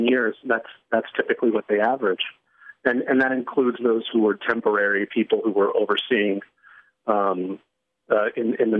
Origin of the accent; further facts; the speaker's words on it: Florida, United States; my home state of Florida